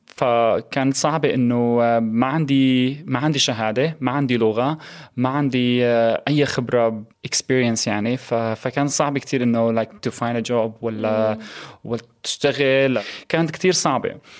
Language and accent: Arabic; Aleppo, Aleppo Governorate, Syria; also born or lived in Egypt / Turkey; now in United Kingdom; من حلب سوريا